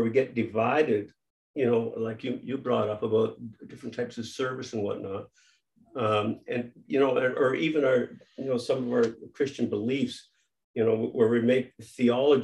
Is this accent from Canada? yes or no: yes; Canada; we're Canadian